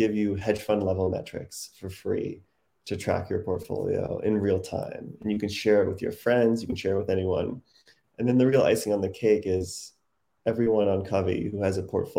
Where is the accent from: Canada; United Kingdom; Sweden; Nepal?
Canada; moved away as an adult; now in New York, United States; I'm Canadian, and I moved to New York in 2008